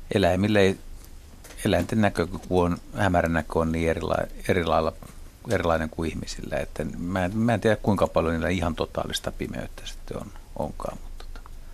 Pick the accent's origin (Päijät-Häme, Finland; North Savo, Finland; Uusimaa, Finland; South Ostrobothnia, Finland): Uusimaa, Finland; Helsinki; mun kotiseudulla Lauttasaaressa